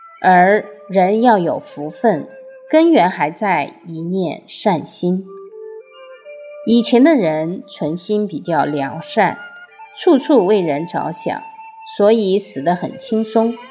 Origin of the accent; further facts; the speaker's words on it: China; 我们中国人讲五福，其中有一福叫善终，也就是好死。